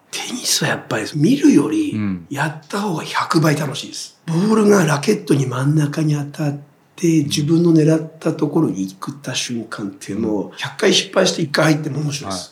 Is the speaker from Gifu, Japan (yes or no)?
no; Tochigi, Japan; moved away as an adult; now in Yokohama, Japan; 地元が栃木で、はい、もう早く家を出たかったです